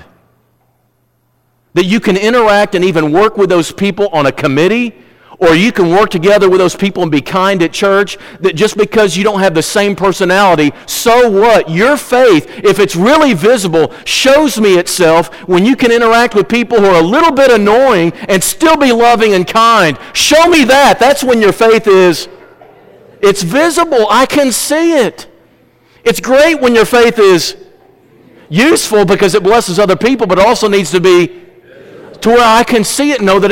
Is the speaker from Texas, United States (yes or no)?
no; Missouri, United States; I'm from Missouri